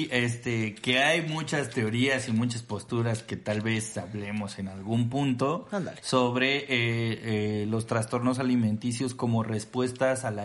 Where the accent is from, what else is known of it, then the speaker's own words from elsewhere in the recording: Mexico; si ¿sí sabe que somos mexicanas.